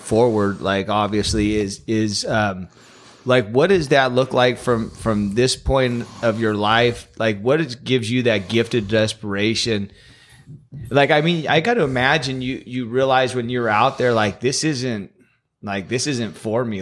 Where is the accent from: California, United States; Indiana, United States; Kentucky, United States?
California, United States; Los Banos; born and raised in Los Banos my whole life